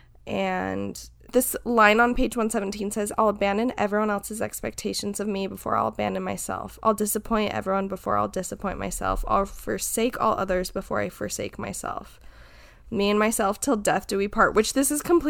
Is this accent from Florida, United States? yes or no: no; Utah, United States; moved away; we grew up in Utah.